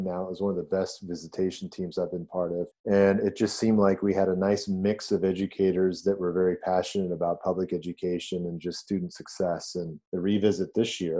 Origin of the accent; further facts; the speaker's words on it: Los Angeles, California, United States; also born or lived in Hong Kong; I moved to California when I was 8 years old